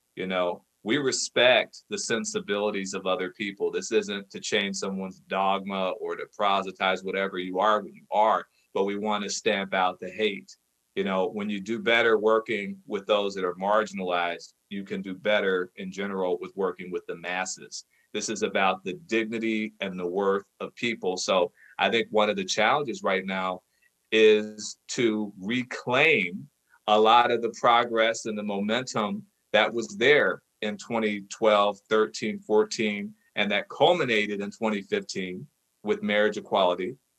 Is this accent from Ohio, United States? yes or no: yes; Cincinnati, Ohio, United States; I'm from Ohio, specifically from Cincinnati